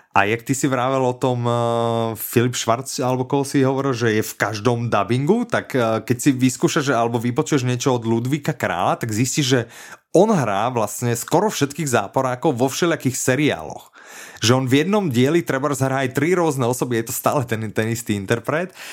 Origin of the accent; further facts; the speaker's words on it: Bratislava, Bratislava Region, Slovakia; inak ja som z Devinskej